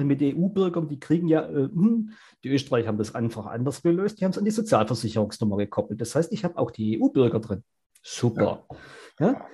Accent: Baden-Württemberg, Germany; bei uns in Baden-Württemberg

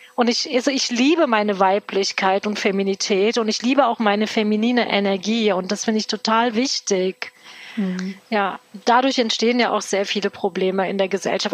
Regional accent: Cologne, North Rhine-Westphalia, Germany; ich bin tatsächlich gebürtige Kölnerin, mitten in Köln, aufgewachsen

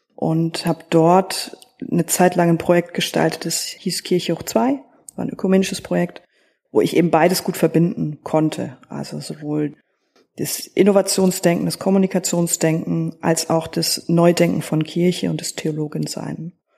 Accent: Northern Bavaria, Germany; in Bayern, da komme ich her aus Nordbayern.

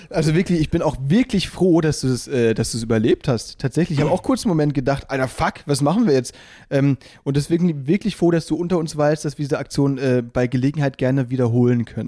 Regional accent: Müllheim, Baden-Württemberg, Germany; ich komme ja eben aus Müllheim, ne, zwischen Freiburg und Basel da an der Schweizer und französischen Grenze.

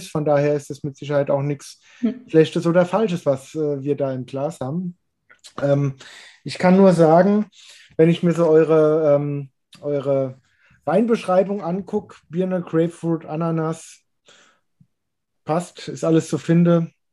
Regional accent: Rhineland-Palatinate, Germany; born there; ich bin äh, gebürtiger Pfälzer

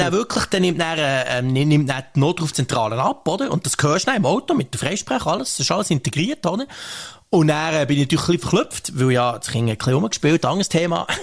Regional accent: Bern, Switzerland; ich bin ja mega geduldig als Berner

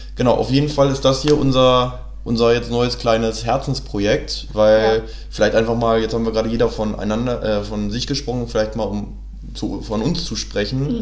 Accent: Hanover, Lower Saxony, Germany; moved away as an adult; now in Berlin, Germany; ich komme aus äh, Hannover, wohne jetzt aber schon seit fast

